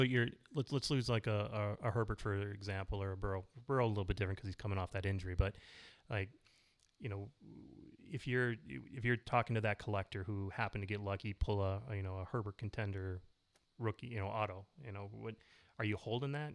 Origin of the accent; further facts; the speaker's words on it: Minnesota, United States; we're kinda born and bred in Minnesota